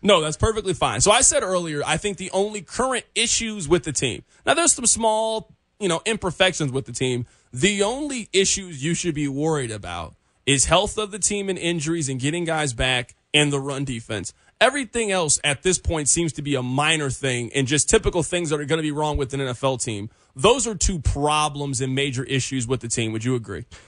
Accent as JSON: {"language": "English", "town": "Kansas City", "region": "Missouri", "country": "United States", "tie": "born or raised there", "said": "I was born and raised in Kansas City, Missouri"}